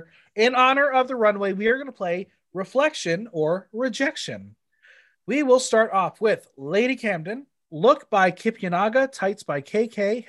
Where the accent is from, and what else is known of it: Canada